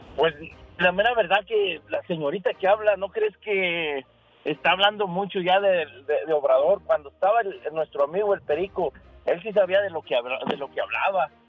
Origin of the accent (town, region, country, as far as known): Guanajuato, Mexico; now in Denver, United States